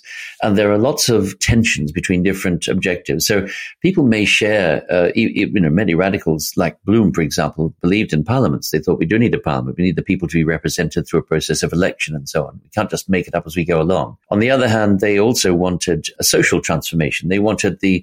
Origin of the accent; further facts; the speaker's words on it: Sydney, New South Wales, Australia; down in Australia, where I come from. I come from Sydney